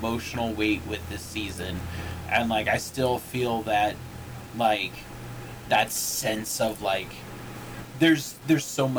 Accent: United States; I'm an American

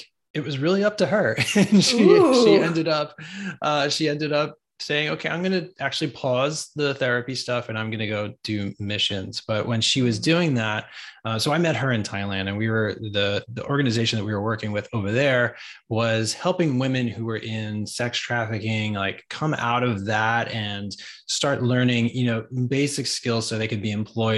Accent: New York, United States; moved away as an adult; now in Atlanta, United States; I was from New York. We chose Atlanta.

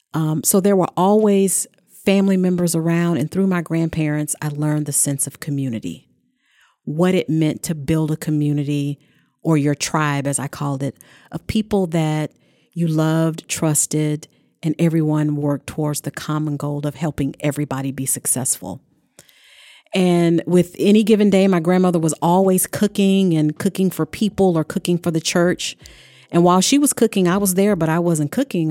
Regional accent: the South, United States; I grew up in the South

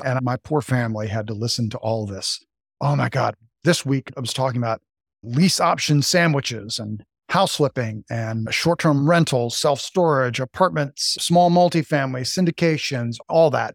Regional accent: Las Vegas, Nevada, United States; also born or lived in Reno, Nevada; I grew up in Las Vegas, Nevada. I was an Air Force brat.

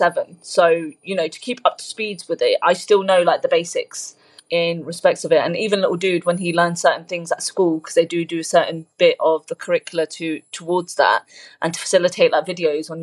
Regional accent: United Kingdom; born or raised there; English is a second language

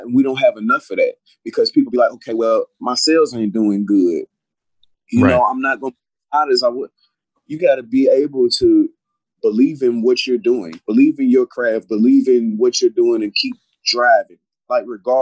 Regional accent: Clarksville, Tennessee, United States; also born or lived in Louisville, Kentucky; growing up in Tennessee

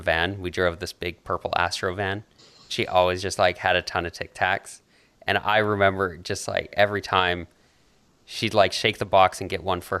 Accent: Canada; accent: Canadian; whenever I visit the U.S., I think my Canadian accent gets thicker

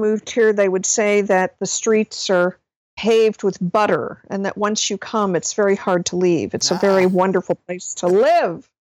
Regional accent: New England, United States; also born or lived in Nashville; My parents moved right when I was two, and then we moved around quite a bit in New England

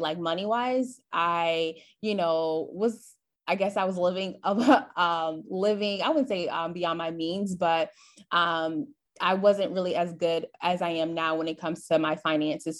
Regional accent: Flint, Michigan, United States; moved away as an adult; now in Dallas, United States; I'm originally from Flint, Michigan, moved to Dallas, Texas last year

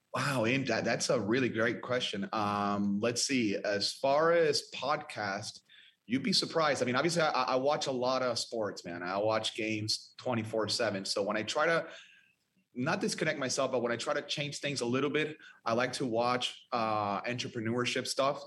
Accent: Venezuela; now in Dallas, United States; I'm from Venezuela

